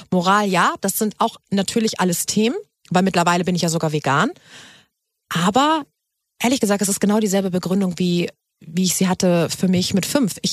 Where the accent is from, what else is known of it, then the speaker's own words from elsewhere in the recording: Hamburg, Germany; ich komme ja aus Hamburg